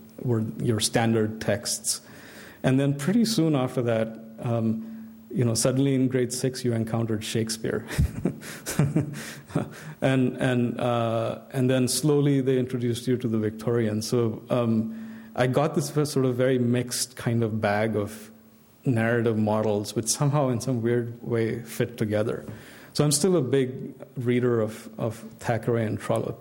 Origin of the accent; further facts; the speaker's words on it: India; growing up in India in my generation, I had a very mixed set of influences